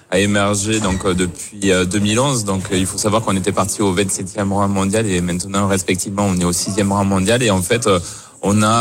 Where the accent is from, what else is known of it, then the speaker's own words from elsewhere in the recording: France; avec nos valeurs propres en, en tant que Français et on sait se révolter